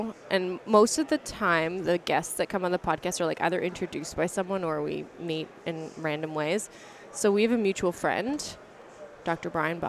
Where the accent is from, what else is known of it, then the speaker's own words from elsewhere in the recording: Canada; I'm from Canada